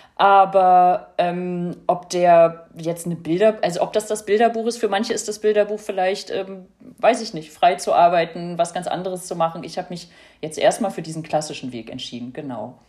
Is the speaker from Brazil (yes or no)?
no; East Germany, Germany; now in Berlin, Germany; ich ja als Ossi